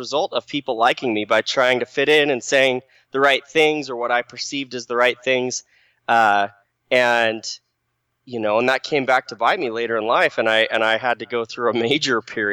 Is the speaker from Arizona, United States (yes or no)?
yes; Phoenix, Arizona, United States; moved away as an adult; now in Utah, United States; I grew up in the Phoenix Valley, Arizona, nice and hot.